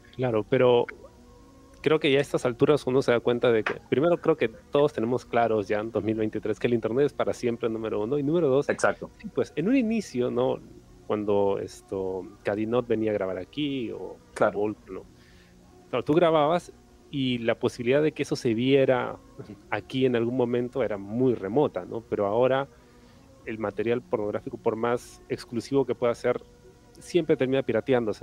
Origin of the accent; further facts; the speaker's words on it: Peru; nosotros como peruanos